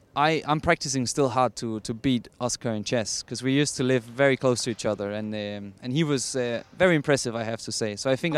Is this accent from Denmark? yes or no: yes; Denmark; I'm from Denmark